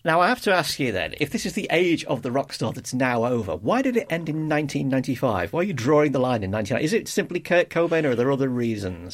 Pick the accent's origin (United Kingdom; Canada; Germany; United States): United Kingdom; Liverpool, North West England; I'm from Liverpool